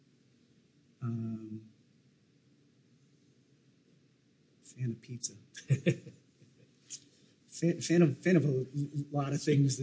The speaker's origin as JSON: {"language": "English", "region": "New Hampshire", "country": "United States", "tie": "born or raised there", "said": "growing up in New Hampshire, it was a meat and potatoes, you know, kind of lifestyle"}